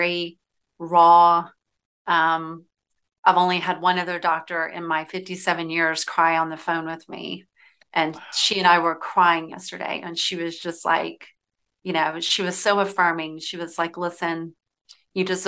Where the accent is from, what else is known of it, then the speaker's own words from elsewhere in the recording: Decatur, Georgia, United States; I grew up in Decatur